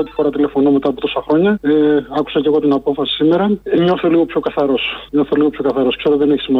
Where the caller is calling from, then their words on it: Scotland, United Kingdom; τηλεφωνώ από τη Σκωτία.